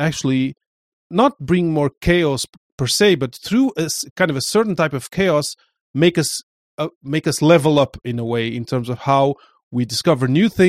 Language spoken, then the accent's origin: English; Portugal; I know I come from Portugal, my mom is from Cape Verde, my father is from Portugal, so I was always kind of weird